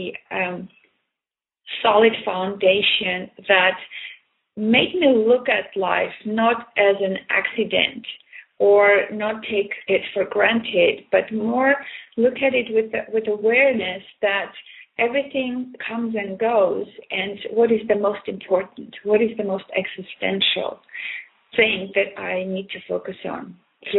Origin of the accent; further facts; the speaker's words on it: Armenia; moved away as an adult; now in Canada; I was born in Armenia, which is used to be part of USSR. And when I moved to Canada in 1976, I experienced the culture shock